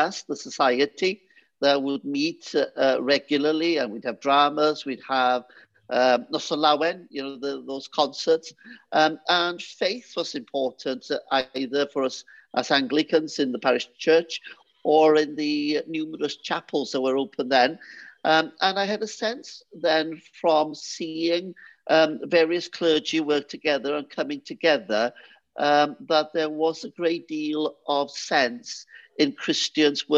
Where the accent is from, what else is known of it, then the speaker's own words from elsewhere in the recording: Trawsfynydd, Wales, United Kingdom; first language Welsh; English is a second language; moved away; I was brought up in St. Madeline's Church in Trasfynydd